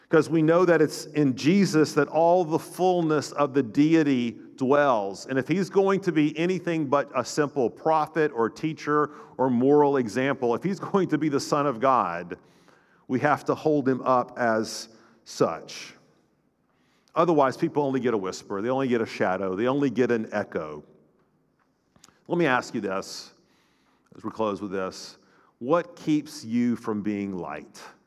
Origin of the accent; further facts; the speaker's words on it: North Florida, United States; growing up in North Florida, we, in the Panhandle